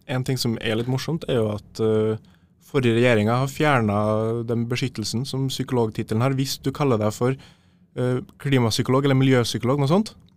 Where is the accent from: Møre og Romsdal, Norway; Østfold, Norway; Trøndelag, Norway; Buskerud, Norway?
Trøndelag, Norway; Trondheim; jeg er jo fra Trondheim. Ja. Eh, lokal Lokalgutt